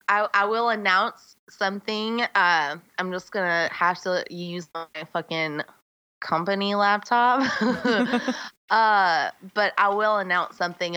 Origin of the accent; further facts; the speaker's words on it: Pineville, United States; I'm from Pineville